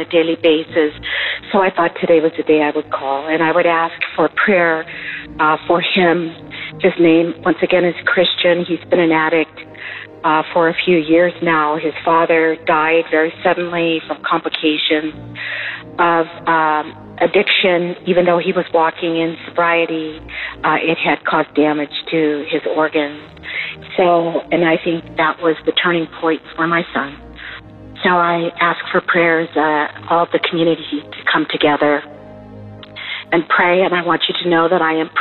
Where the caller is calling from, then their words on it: Southern California, United States; I am calling from Southern California